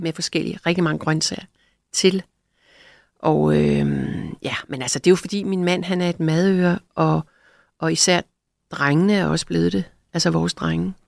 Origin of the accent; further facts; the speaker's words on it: Greenland; now in Denmark; jeg er født i Grønland